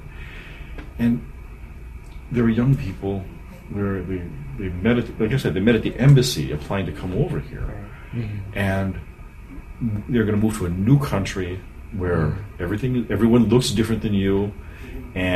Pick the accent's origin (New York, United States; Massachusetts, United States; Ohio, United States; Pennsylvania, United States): Ohio, United States; Cleveland; now in Brunswick, United States; I was born and raised in Cleveland